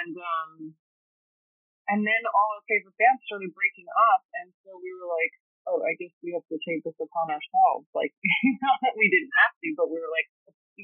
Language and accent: English; New York City, New York, United States; I grew up in Brooklyn. I grew up in Flatbush and in Ditmas, and I've always lived in Brooklyn